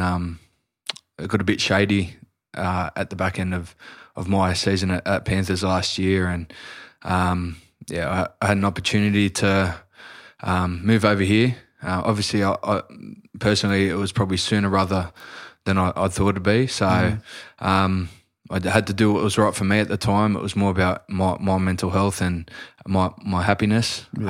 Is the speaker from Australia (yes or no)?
yes; Sydney, New South Wales, Australia; as a young chubby kid growing up in Newtown, which is in Sydney, I used to get up early with my old man.